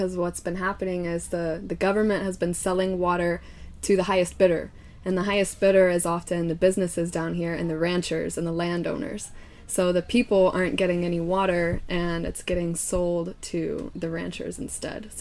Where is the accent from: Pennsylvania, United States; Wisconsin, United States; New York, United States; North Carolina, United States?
North Carolina, United States; Charlotte; moved away as an adult; now in Vicente Guerrero, Mexico; I am from Charlotte, North Carolina